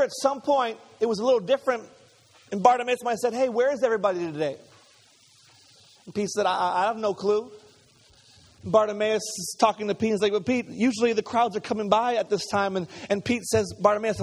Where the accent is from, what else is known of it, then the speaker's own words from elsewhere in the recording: Montreal, Quebec, Canada; I grew up in Montreal